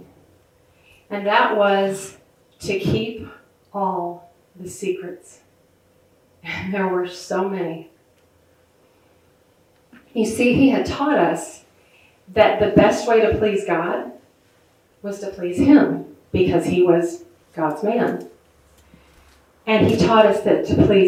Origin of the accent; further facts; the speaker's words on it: outside of Chicago, Illinois, United States; I grew up outside of Chicago